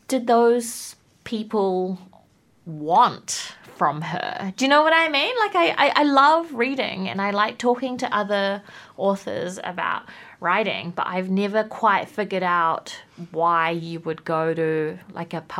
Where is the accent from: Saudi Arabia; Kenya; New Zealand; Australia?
New Zealand; Whanganui, Manawatū-Whanganui; now in Wellington, New Zealand; I grew up in Whanganui, and then we both moved to Wellington.